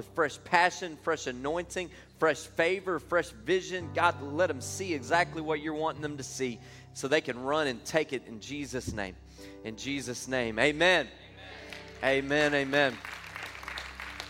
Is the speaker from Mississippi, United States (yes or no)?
no; Louisiana, United States; now in Texas, United States; I'm originally from Louisiana. I got to Texas just as quickly as I could.